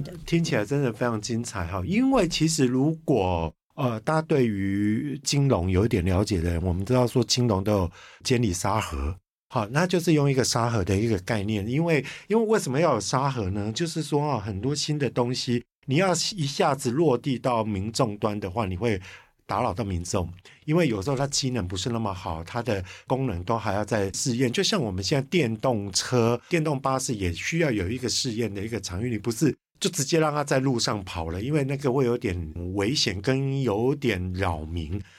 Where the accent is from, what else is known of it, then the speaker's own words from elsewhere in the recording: Kaohsiung, Taiwan; 我是高雄人